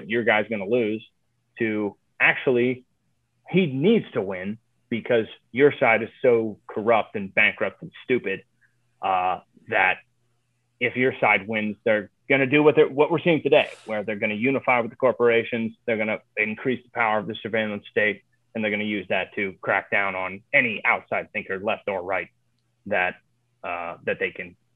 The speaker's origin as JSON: {"language": "English", "region": "Ohio", "country": "United States", "also_born_or_lived": "Chicago", "moved": "yes", "said": "I'm from Ohio. I'm from the swing state. I knew what the people back there were saying."}